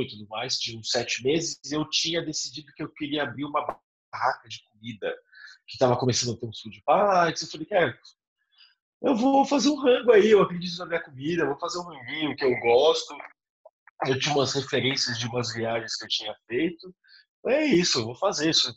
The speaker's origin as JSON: {"language": "Portuguese", "country": "Brazil", "said": "Eu sou caiçara, né? eu sou de uma cidade de praia"}